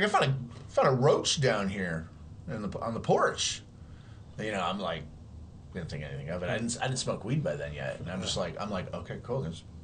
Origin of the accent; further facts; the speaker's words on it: Chicago, Illinois, United States; And I'm from Chicago, and we lived in a building in Chicago. It was three floors. We had the whole second floor.